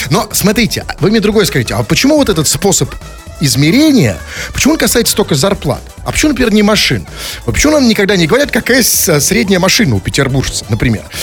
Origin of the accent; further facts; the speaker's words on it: Saint Petersburg, Russia; я же тоже петербуржец, я же петербуржец.